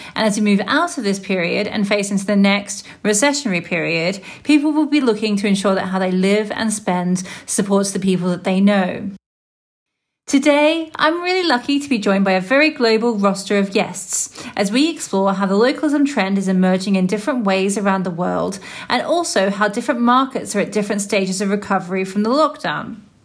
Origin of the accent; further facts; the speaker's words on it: Melbourne, Victoria, Australia; moved away; my hometown of Melbourne, Australia